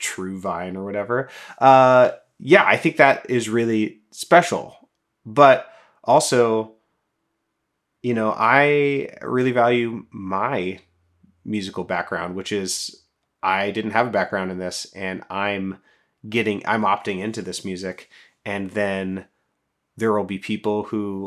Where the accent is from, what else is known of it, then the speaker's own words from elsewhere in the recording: Portland, Oregon, United States; growing up in the Portland area, in Portland and in the Portland area